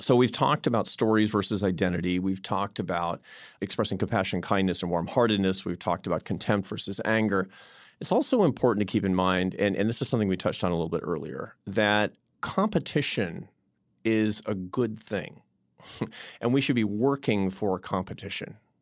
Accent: Seattle, Washington, United States; now in Washington, D.C., United States; I was in Seattle, my hometown

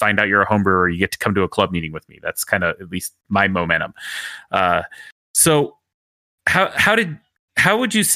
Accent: Utah, United States; moved away; I grew up in Utah

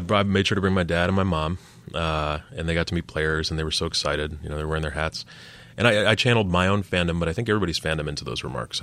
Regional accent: Chicago, Illinois, United States; moved away; also born or lived in Washington; I was born in Wrigleyville

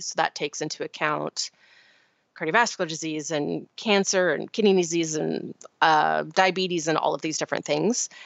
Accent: Vancouver Island, British Columbia, Canada; I grew up on Vancouver Island in Canada

